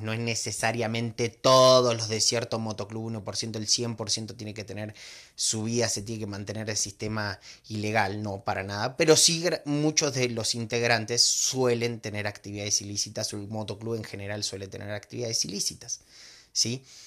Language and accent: Spanish; Argentina; moved away as an adult; now in Mexico; yo soy argentino, vivo hace 15 años en México